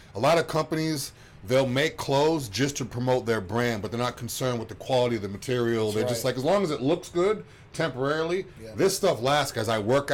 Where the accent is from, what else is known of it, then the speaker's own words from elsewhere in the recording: Massachusetts, United States; moved away; I'm from Massachusetts